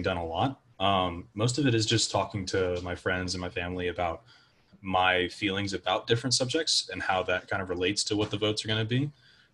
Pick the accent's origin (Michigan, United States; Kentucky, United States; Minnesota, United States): Kentucky, United States; Louisville; moved away as an adult; now in Memphis, United States; I am from Louisville, Kentucky